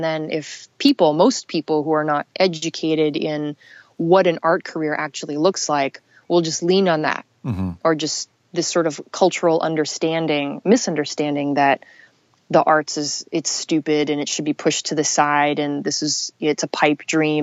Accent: Los Angeles, California, United States; growing up in Los Angeles

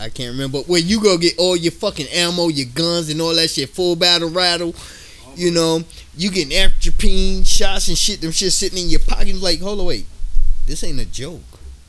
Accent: New York, United States; I'm from New York. What the fuck? We ain't going to Iraq.

